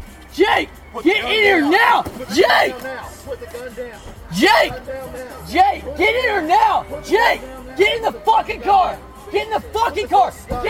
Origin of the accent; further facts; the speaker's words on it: near Auburn, Alabama, United States; now in Nashville, United States; I'm from near Auburn.